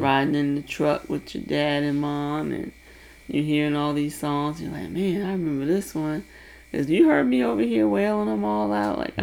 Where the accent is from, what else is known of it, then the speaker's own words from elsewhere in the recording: New Kent County, Virginia, United States; I grew up in New Kent County, Virginia.